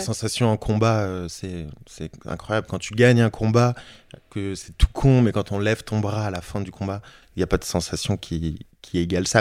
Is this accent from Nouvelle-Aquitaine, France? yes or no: no; Issy-les-Moulineaux, Île-de-France, France; j'ai grandi à, à Issy-les-Moulineaux, donc en banlieue parisienne